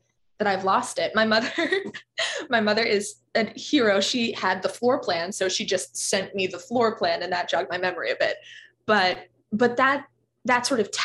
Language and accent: English; Los Angeles, California, United States; I grew up in a little pocket of Los Angeles that was really transforming when I was a little kid